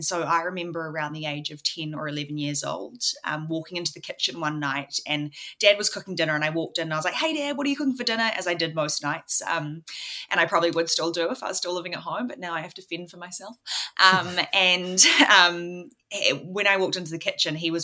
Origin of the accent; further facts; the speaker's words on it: Auckland, New Zealand; I am from Auckland, New Zealand. I've grown up here. I've always lived here.